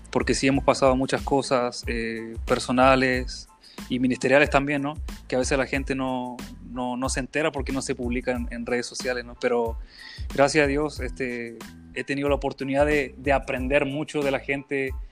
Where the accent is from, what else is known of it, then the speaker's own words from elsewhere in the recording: Chile; now in Mexico; Porque los chilenos hablamos muy rápido y no pronunciamos las s